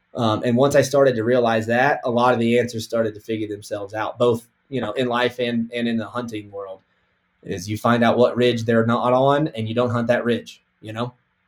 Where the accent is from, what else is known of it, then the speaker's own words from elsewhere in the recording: Kansas, United States; born there; now in Colorado, United States; So I was born in Kansas. I live in Colorado, but I hunt 6 or 7 states a year.